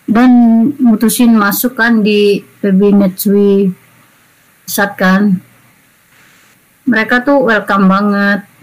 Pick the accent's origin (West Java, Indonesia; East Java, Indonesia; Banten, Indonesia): East Java, Indonesia; karena gue kan dari Jatim meskipun gak di Surabaya